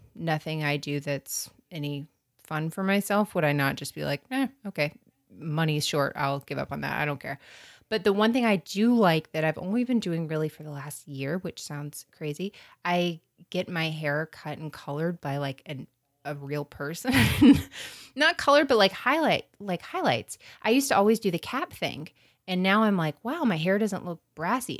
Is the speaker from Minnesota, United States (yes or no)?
no; North Florida, United States; I'm from North Florida, which is South Georgia